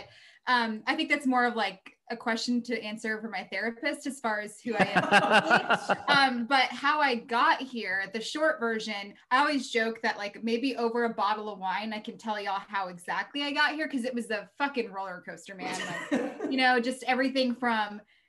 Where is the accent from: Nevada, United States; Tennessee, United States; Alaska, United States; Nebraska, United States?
Nevada, United States; Reno; also born or lived in Baltimore; now in Bay Area, United States; I'm from Reno. So we get all four seasons